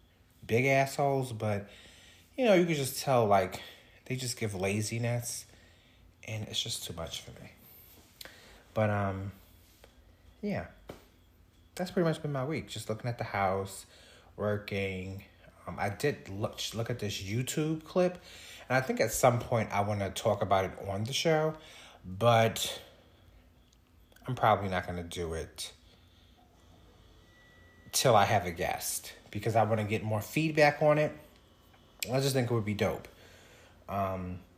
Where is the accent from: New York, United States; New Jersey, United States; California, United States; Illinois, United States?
New York, United States; Long Island; also born or lived in Harlem, New York City; I'm actually was born in Harlem. So I was born in New York City. My parents then moved us from New York City to Long Island because they just wanted us to have a suburban life, and so we moved to Long Island, and I've pretty much grew up on Long Island